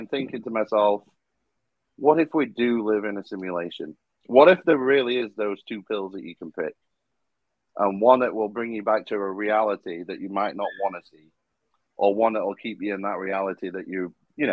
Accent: United Kingdom; I am a Brit

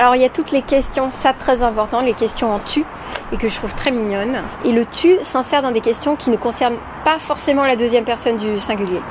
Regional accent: Montreal, Quebec, Canada; moved away as an adult; now in France; ma ville natale de Montréal au Québec, pays de froid et d'écureuils. J'ai vécu en tout 19 ans au Québec avant d'aller vivre en France

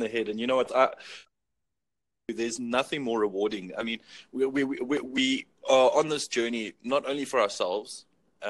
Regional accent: Johannesburg, Gauteng, South Africa; I'm from South Africa

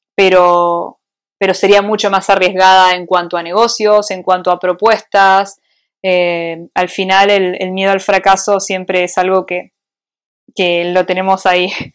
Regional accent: Argentina; moved away as an adult; also born or lived in Switzerland; now in Madrid, Spain; soy argentina, o sea, porque me crié en Argentina

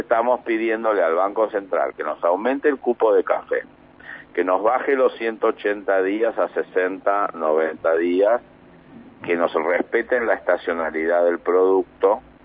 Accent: Mar del Plata, Buenos Aires Province, Argentina; soy marplatense

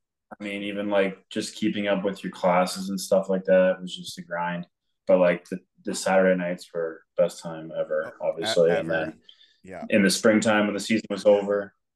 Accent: Waterloo, Ontario, Canada; now in Teeswater, Canada; I'm not from Teeswater at all. I'm kind of a transplant here. I'm from Waterloo. I played Waterloo all the way up.

